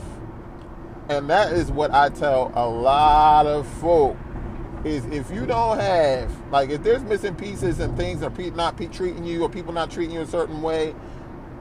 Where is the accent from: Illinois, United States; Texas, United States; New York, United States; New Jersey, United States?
New Jersey, United States; also born or lived in Philadelphia; we moved over to South Jersey to a wonderful church where most of my rearing of church was in, and that is most of my upbringing